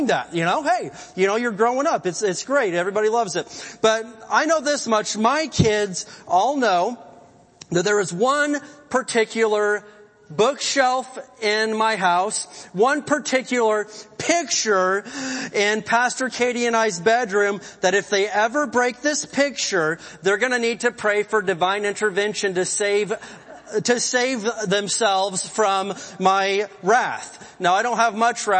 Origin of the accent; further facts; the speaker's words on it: the Bible Belt, United States; moved away as an adult; also born or lived in Oklahoma; now in California, United States; I come from the Bible Belt, went to college in Oklahoma, and I love it there